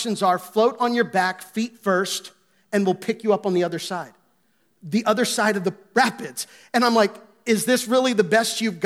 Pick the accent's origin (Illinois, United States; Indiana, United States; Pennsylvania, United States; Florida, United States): Pennsylvania, United States; Gettysburg; moved away; I grew up in Gettysburg